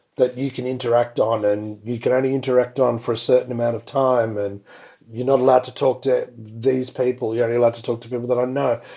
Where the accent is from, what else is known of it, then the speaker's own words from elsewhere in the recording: India; now in Australia; went to my home country, India